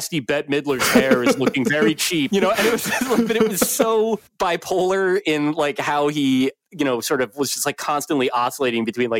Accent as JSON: {"language": "English", "region": "New Jersey", "country": "United States", "tie": "born or raised there", "said": "I grew up in New Jersey"}